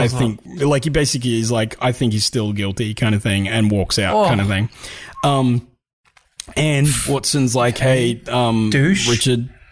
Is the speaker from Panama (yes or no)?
no; Australia; we're Australian